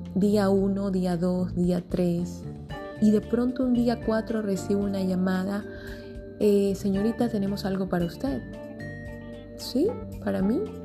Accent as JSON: {"language": "Spanish", "town": "Guayaquil", "region": "Guayas", "country": "Ecuador", "tie": "born or raised there", "said": "en mi país, Ecuador. Estoy en Guayaquil, mi ciudad natal"}